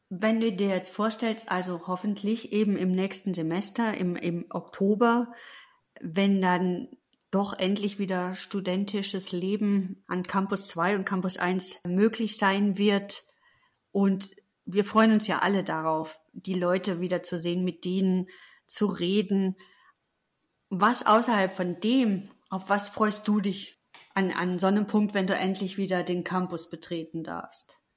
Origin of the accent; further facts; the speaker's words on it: North Rhine-Westphalia, Germany; Ich darf das sagen als Westfälin.